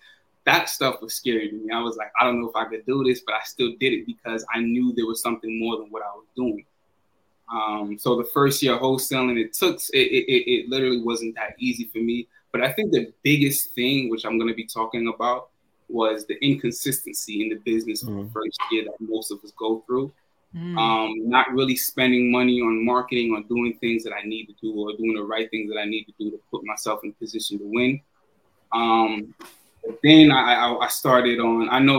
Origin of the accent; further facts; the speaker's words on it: New York, United States; moved away; also born or lived in Florida; all my life I grew up in New York.